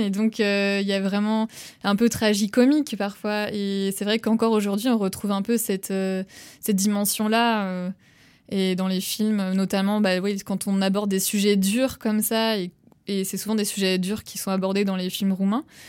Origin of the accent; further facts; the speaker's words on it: Nantes, Pays de la Loire, France; moved away as an adult; now in Romania; je suis originaire euh, de Nantes